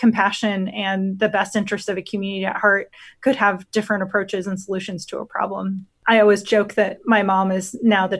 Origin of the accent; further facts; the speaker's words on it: Otoe County, Nebraska, United States; I grew up on a family farm in Odo County